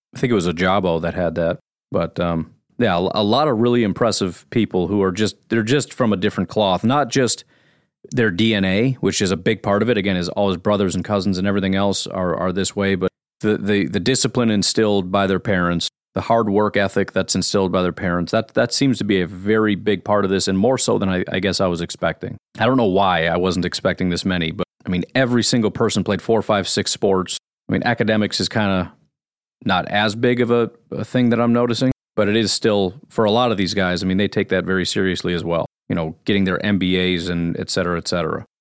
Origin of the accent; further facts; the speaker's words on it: Illinois, United States; I was born and raised in Illinois